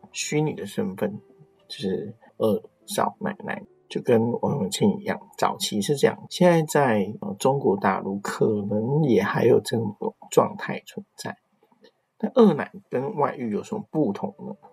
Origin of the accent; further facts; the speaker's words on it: Taiwan; 这个跟我们台湾人的想法也很类似，就是外遇零容忍嘛